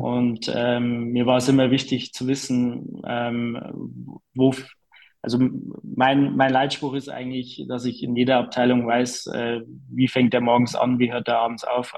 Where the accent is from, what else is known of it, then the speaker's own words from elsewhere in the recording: Bavaria, Germany; bei uns in Bayern